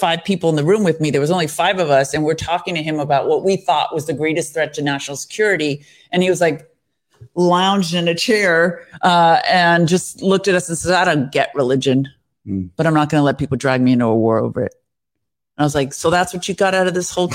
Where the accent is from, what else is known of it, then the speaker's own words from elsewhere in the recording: United States; I'm an American